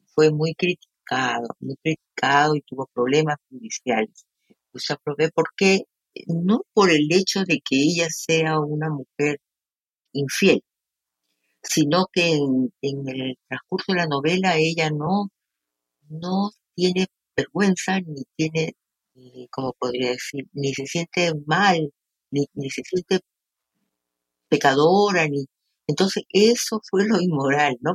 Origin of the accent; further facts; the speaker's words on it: Peru; como peruana